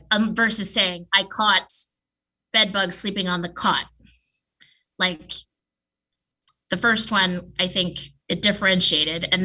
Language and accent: English; Princeton, New Jersey, United States; also born or lived in Long Island / Connecticut; now in Seattle, United States; And I was born on Long Island, which is in New York. Then I spent a good portion of my um, kind of pre tweens into my teens uh, and early 20s in New Jersey, Princeton area